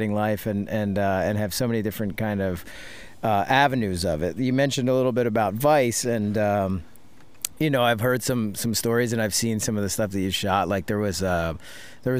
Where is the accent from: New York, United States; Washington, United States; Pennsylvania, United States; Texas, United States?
Pennsylvania, United States; Philadelphia; I'm from Philadelphia